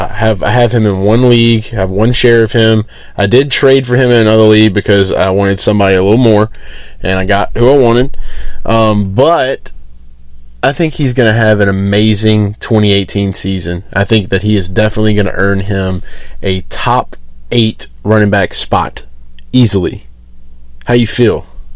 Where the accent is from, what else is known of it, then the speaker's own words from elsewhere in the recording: Carolina, United States; You ever heard somebody say Carolina? I'm from Carolina.